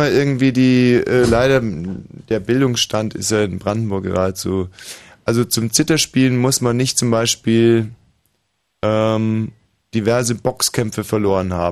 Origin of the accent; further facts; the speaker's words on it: Styria, Austria; Oh, wissen Sie, ich bin in der Steiermark groß geworden, deswegen.